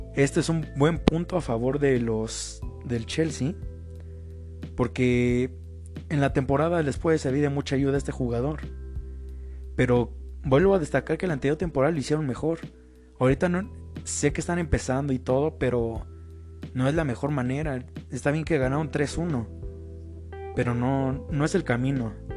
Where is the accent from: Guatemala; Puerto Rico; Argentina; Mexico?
Mexico; yo soy mexicano